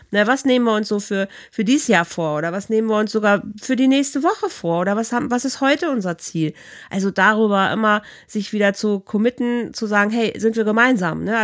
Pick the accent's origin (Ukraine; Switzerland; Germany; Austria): Germany; Rhineland; also born or lived in Bielefeld